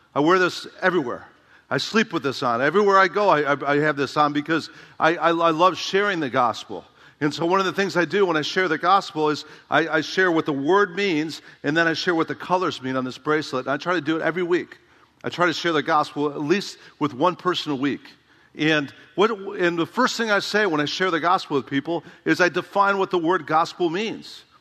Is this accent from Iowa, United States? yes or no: yes; Dubuque, Iowa, United States; trained at Emmaus Bible College in my hometown